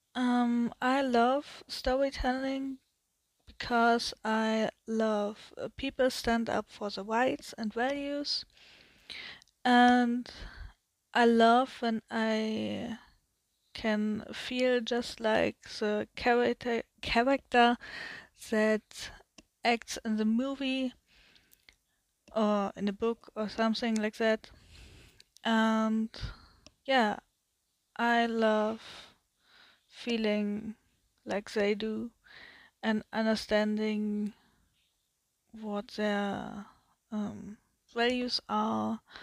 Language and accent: English; Germany; English is a second language; I'm from Germany, so my English is not that good